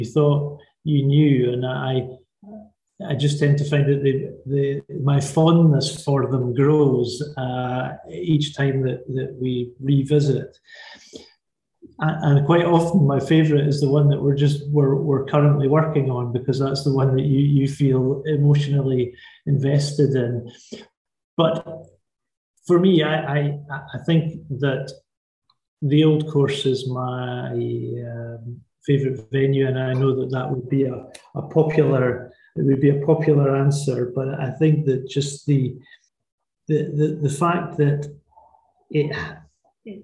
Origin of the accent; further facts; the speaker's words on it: Lundin Links, Scotland, United Kingdom; also born or lived in St Andrews; I was born in St. Andrews, I was brought up and still live in a village called London Links, which is about 10 miles from St. Andrews.